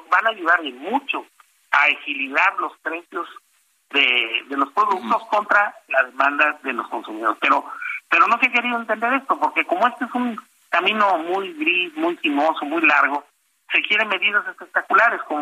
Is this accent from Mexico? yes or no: yes; Mexico; que uno de los diques más duros que están encarando como, como consumidores y como, como ciudadanos, como mexicanos, es precisamente que los alimentos están eh, muy encarecidos